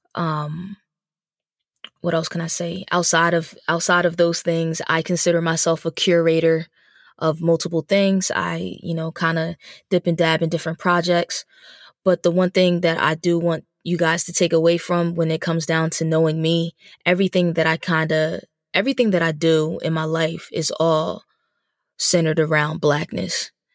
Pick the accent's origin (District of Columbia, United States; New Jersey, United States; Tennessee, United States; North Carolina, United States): New Jersey, United States; moved away as an adult; also born or lived in Dallas, Texas; now in Philadelphia, United States; I'm originally from New Jersey. Um, I, I'm really a tri-state baby, but from New Jersey